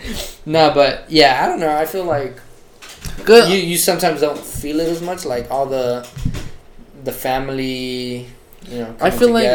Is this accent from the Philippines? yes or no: no; Colombia; now in South Florida, United States; I'm from Colombia